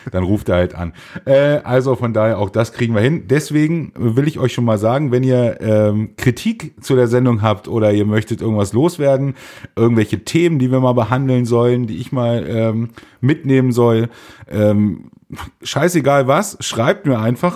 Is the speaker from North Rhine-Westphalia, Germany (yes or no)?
no; Einbeck, Lower Saxony, Germany; Wir kommen aus Einbeck